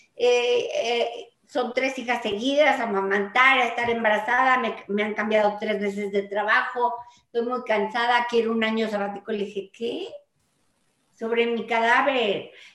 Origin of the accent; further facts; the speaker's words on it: Mexico; yo nací en México y amo a México con todo el corazón